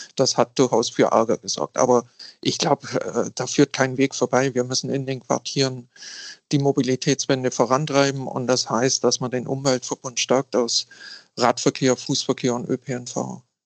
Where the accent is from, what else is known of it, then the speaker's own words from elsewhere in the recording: a small Bavarian-Swabian town, Germany; moved away as an adult; now in Hamburg, Germany; Ich komme aus einer kleinen bayerisch-schwäbischen Kommune. Ich sage immer, äh, ich bin aufgewachsen in einem konservativ-klerikalen Elternhaus